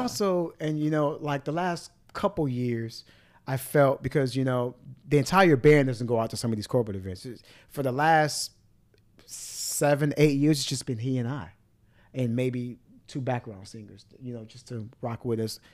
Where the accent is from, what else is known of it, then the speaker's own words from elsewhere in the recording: Miami, Florida, United States; growing up in Miami